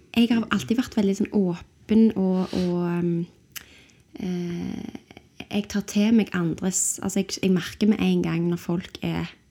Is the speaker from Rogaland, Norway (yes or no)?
yes; Stavanger, Rogaland, Norway; also born or lived in London, United Kingdom; søkte jeg på konservatoriet hjemme i Stavanger